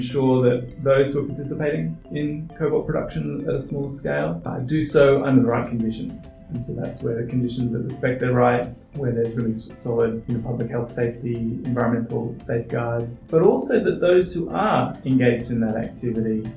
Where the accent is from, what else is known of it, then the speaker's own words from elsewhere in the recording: Australia; moved away; I'm originally from Australia